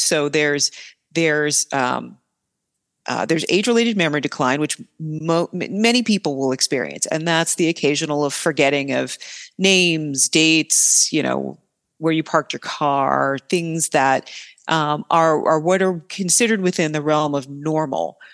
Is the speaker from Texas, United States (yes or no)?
no; northern New Jersey, United States; moved away as an adult; also born or lived in Pennsylvania / Baltimore, Maryland / Boston, Massachusetts; now in Milwaukee, United States; I'm originally from New Jersey, northern New Jersey, outside of New York City